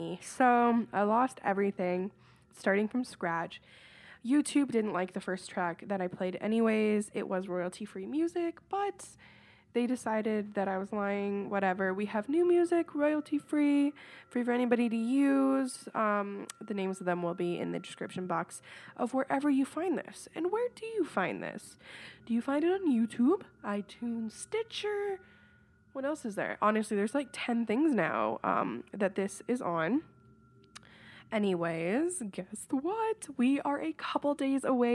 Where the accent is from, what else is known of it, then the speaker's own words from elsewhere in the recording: Woodstock, Ontario, Canada; I am from Woodstock, Ontario, Canada